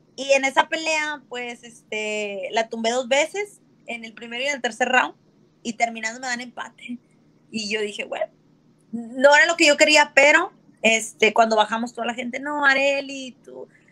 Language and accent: Spanish; Monterrey, Nuevo León, Mexico; yo soy de Monterrey, Nuevo León, eh, México